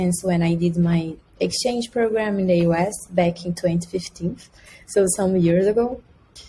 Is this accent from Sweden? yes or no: no; Brazil; so since I am from Brazil, I really like beach and this like summer weather.